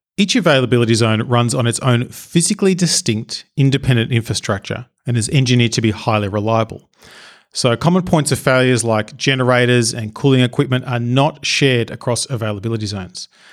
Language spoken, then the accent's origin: English; Australia; I'm Australian